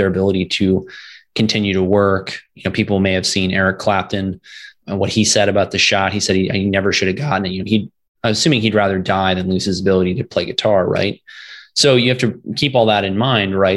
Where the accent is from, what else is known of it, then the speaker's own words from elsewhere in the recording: Virginia, United States; moved away as an adult; also born or lived in Florida; my home state of Virginia